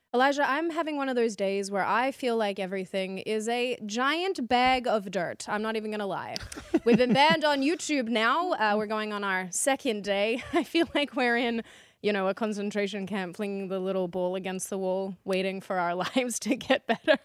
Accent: Australia; moved away as an adult; now in Dallas, United States

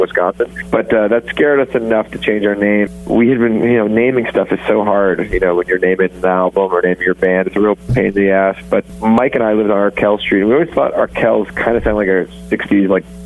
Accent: Toronto, Ontario, Canada; also born or lived in Hamilton, Ontario; I am from Toronto originally

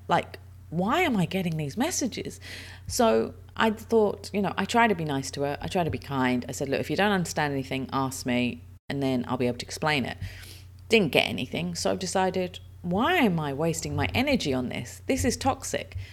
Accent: United Kingdom; also born or lived in Dubai, United Arab Emirates; now in United Arab Emirates; I'm British

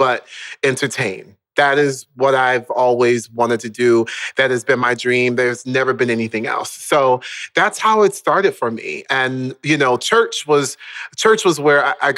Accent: Orlando, Florida, United States; moved away; also born or lived in Baltimore, Maryland; I was born in Baltimore, Maryland, in like inner city Baltimore, and we then moved down to Orlando, Florida, when I was around the age of 5

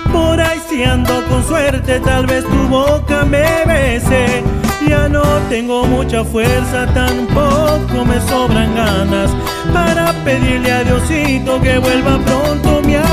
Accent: Santiago del Estero, Argentina; soy de Santiago del Estero Capital.

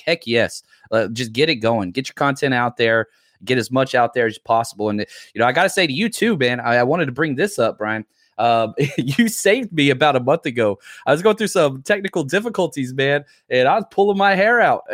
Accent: Dallas, Texas, United States; I grew up in Dallas

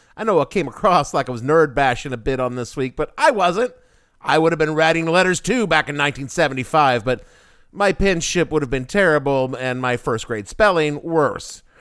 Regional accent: New York City, New York, United States; my hometown of New York City

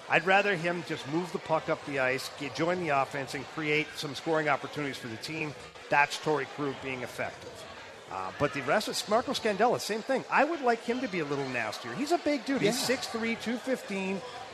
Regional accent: Ottawa, Ontario, Canada; Montreal Canadiens for us was like the home team because at the time, Ottawa did not have the Senators. So we grew up on the Montreal Canadiens and the Toronto Maple Leafs

